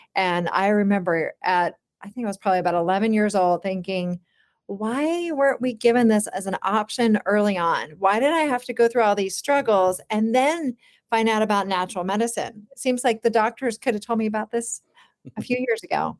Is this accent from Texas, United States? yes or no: no; Charlottesville, Virginia, United States; I was born in Charlottesville, Virginia, and I, I grew up on, uh, an organic farm